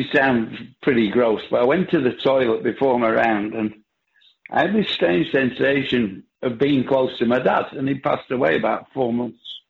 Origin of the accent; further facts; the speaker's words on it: Bolton, North West England, United Kingdom; I come from a place called Bolton, which gave me this accent I've got